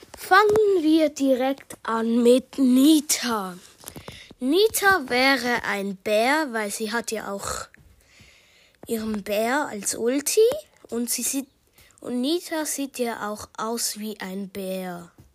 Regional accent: Switzerland; accent: Swiss German; Ich spreche grad Schweizerdeutsch

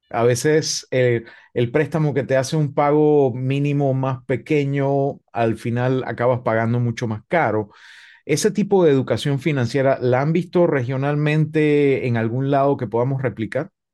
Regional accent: Panama; desde mi perspectiva como panameño

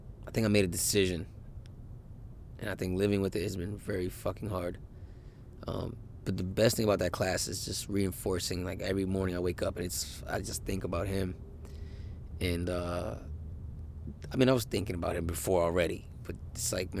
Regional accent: United States; I'm an American man

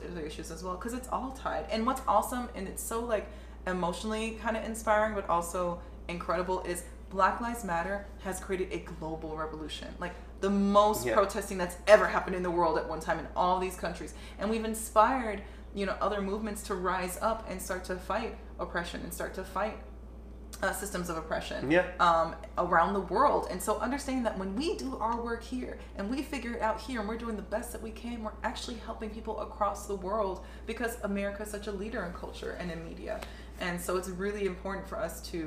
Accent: Southern California, United States; growing up in Southern California as an American

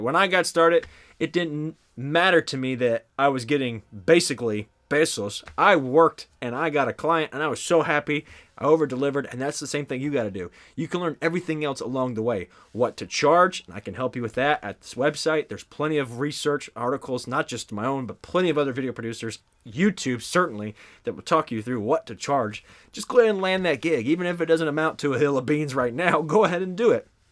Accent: the South, United States; I am from the South

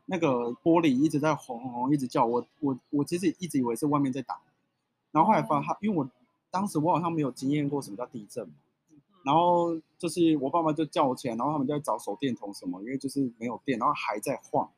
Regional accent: Taichung, Taiwan; 我们家其实就住在太平区的车龙埔这一带

